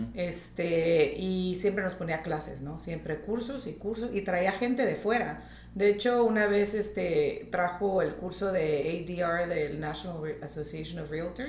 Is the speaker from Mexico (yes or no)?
yes; Tijuana, Baja California, Mexico; moved away as an adult; also born or lived in Laredo, Texas / United States; now in Riviera Maya, Mexico; Yo nací en Laredo, Texas, pero crecí en Tijuana